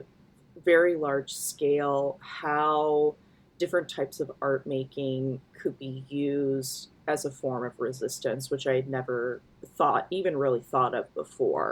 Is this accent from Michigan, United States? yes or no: no; rural Indiana, United States; I grew up in rural Indiana